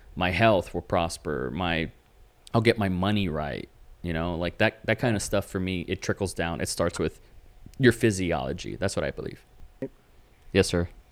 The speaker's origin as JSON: {"language": "English", "region": "Texas", "country": "United States", "said": "I'm from Texas"}